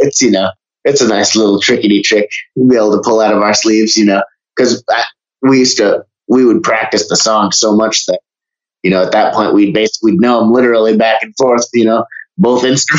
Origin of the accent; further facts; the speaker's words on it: Vermont, United States; Oh man, I was a very quiet and anxious child in public, but as soon as I got home, I turned into that eccentric sort of freak.